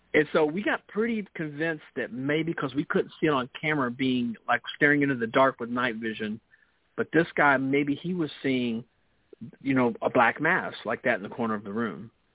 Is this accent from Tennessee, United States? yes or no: yes; Memphis, Tennessee, United States; accent: Memphis Southern; my Memphis Southern accent